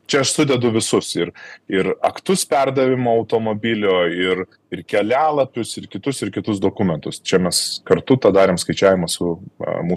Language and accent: Lithuanian; Lithuania